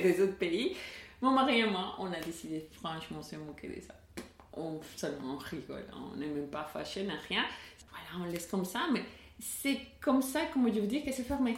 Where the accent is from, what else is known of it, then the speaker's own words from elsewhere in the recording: Caracas, Capital District, Venezuela; French is a second language; moved away as an adult; also born or lived in Ardigny, near Bastogne, Belgium; now in Bastogne area, Belgium; je viens de Caracas